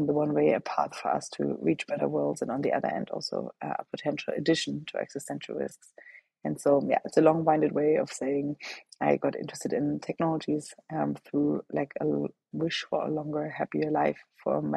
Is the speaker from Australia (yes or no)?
no; Germany; moved away; I grew up in Germany, and that's where I'm from